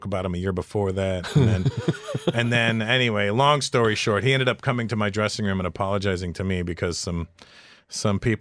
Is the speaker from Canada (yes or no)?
yes; Toronto, Ontario, Canada; I grew up in Toronto where the Italians played all that stuff